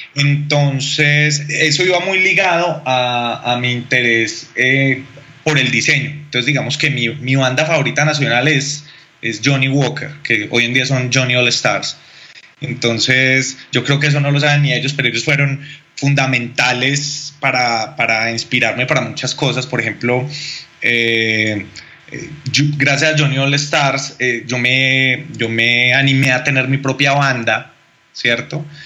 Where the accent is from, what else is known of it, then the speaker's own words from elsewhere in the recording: Bogotá, Colombia; yo realmente nací en Bogotá y en Bogotá con los primos eh, intentábamos hacer como banda o con los amigos del barrio